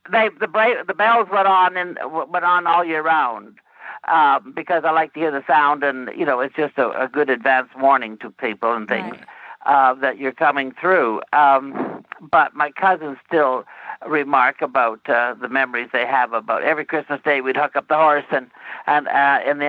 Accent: Red River Valley, Western Canada, Manitoba, Canada; being from Western Canada

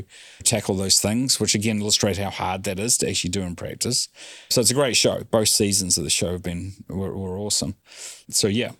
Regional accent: New Zealand; we grew up in New Zealand

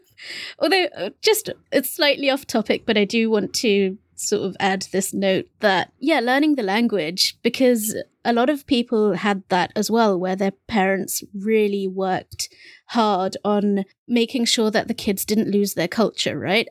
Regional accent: England, United Kingdom; first language Bengali; English is a second language; I was English

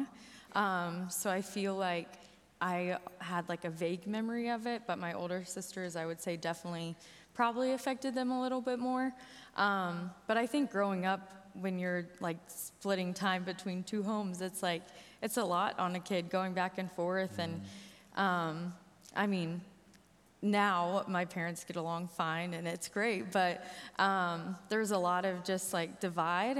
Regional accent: Lexington, United States; also born or lived in Joplin, Missouri; I grew up in Lexington, not too far from here

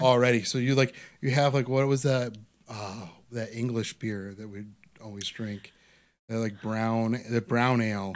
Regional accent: Parma, Ohio, United States; growing up in Parma

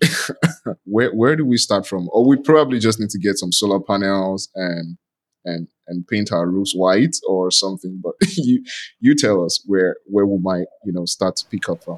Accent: Nigeria; I'm from Nigeria.

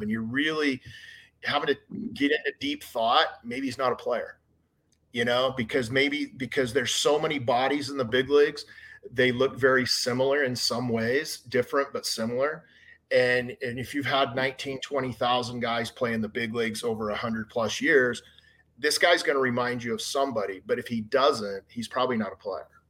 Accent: Hurricane, Utah, United States; also born or lived in St. George, Utah; I grew up in Hurricane, Utah, a little small town outside of St. George.

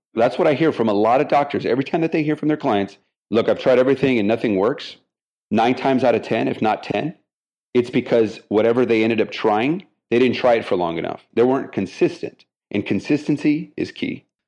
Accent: El Paso, Texas, United States; now in Houston, United States; my hometown, El Paso, Texas

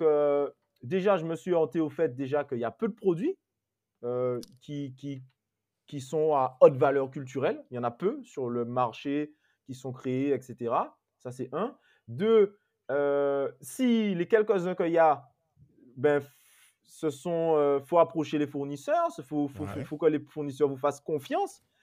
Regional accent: Guadeloupe; chez moi en Guadeloupe

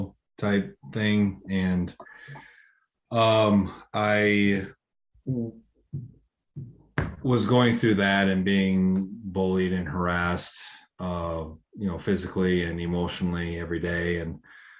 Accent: Iowa, United States; moved away; also born or lived in Phoenix; Iowa. So Midwest, on a farm

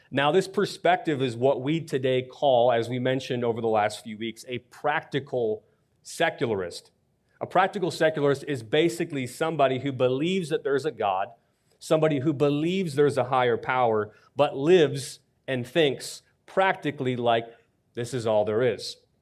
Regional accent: Buffalo, New York, United States; now in Washington, D.C., United States; growing up in Buffalo

